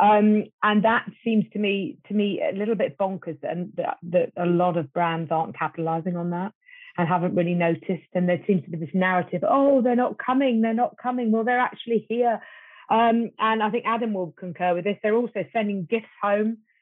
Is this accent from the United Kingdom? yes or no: yes; United Kingdom; me as a Brit